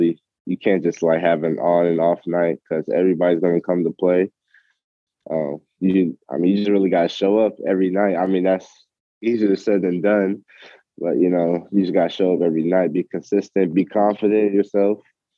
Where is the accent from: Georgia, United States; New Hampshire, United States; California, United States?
Georgia, United States; Atlanta; also born or lived in Long Island, New York; Yeah, I was born in Long Island, New York. You know, I stayed there for a couple of years, and my parents decided to move to Atlanta because, you know, get a better job and whatnot.